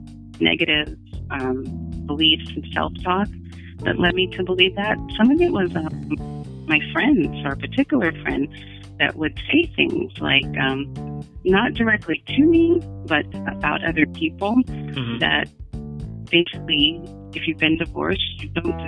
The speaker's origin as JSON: {"language": "English", "country": "United States", "said": "I'm American"}